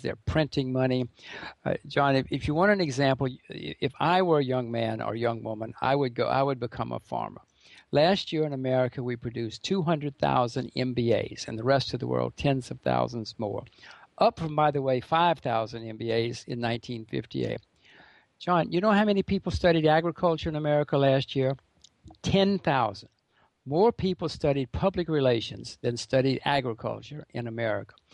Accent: United States; I'm an American

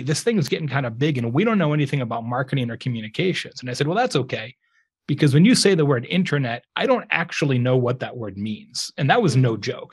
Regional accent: Lake Havasu City, Arizona, United States; moved away as an adult; also born or lived in Tucson, Arizona; now in Indiana, United States; I grew up in Lake Havasu City, Arizona

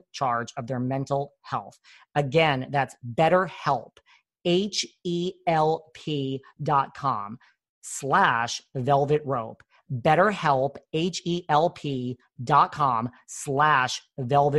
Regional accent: New York, United States; I'm from New York

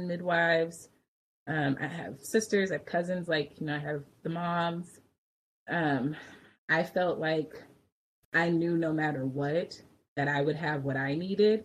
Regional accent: Richmond, California, United States; also born or lived in Berkeley / Oakland; I grew up in Richmond and then I spent like much of my adult life in Berkeley and Oakland

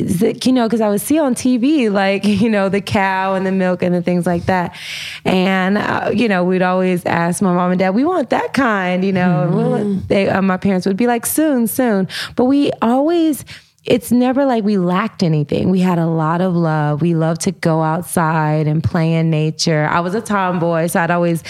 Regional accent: Humboldt, Tennessee, United States; I grew up, you know, in Humboldt, Tennessee

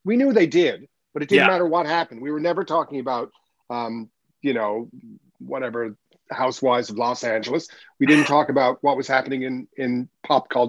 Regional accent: Newfoundland and Labrador, Canada; growing up in Newfoundland.

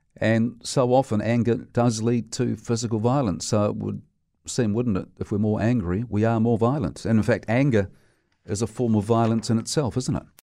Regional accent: Dunedin, Otago, New Zealand; I grew up in Dunedin, and I went to a high school there that was terribly violent

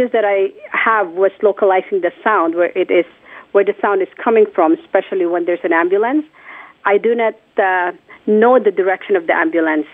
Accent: Philippines; born or raised there; moved away

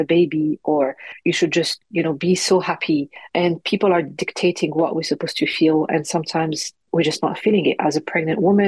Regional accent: Morocco; accent: French; English is a second language; also born or lived in France; now in London, United Kingdom; It's a Moroccan name because that's where I'm from, born and raised in Morocco. And then I moved to France. That's where you can hear my little French accent in my English. And then finally moved to London when I got married.

